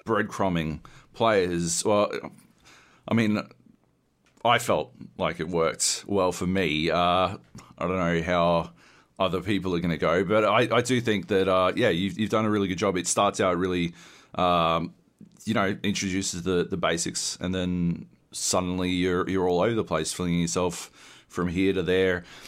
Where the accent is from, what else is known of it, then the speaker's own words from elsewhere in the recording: Australia; growing up in Australia